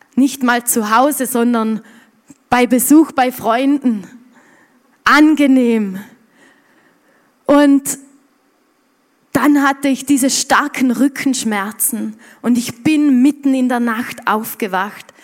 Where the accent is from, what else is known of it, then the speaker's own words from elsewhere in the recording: Montafon, Vorarlberg, Austria; bei uns im Montafon